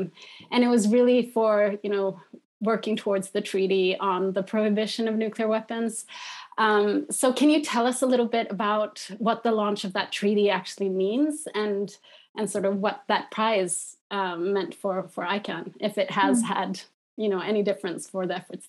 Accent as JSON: {"language": "English", "country": "Egypt", "tie": "born or raised there", "also_born_or_lived": "Pakistan / India", "lives_now": "Sweden", "said": "But for me, I grew up actually in Egypt, Pakistan and India. And so I lived in Pakistan in the 90s"}